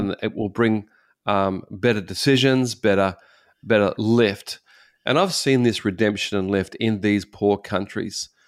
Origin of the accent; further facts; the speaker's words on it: Australia; moved away as an adult; now in Japan; I'm an Australian